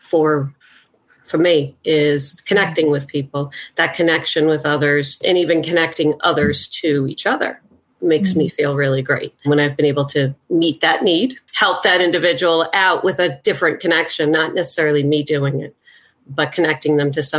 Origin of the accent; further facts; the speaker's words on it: New York, United States; from New York